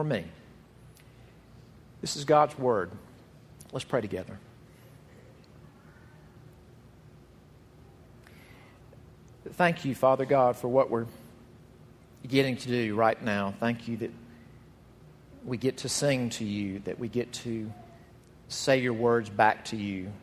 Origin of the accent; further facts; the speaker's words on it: Jackson, Mississippi, United States; the church where I grew up in Jackson, Mississippi